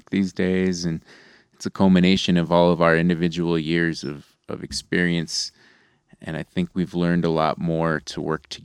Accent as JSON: {"language": "English", "town": "Santa Fe", "region": "New Mexico", "country": "United States", "said": "I'm this like dude from Santa Fe"}